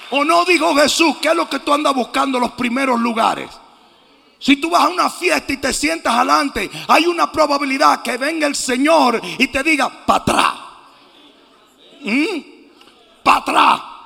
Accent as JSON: {"language": "Spanish", "country": "Dominican Republic", "said": "mi país, la República Dominicana"}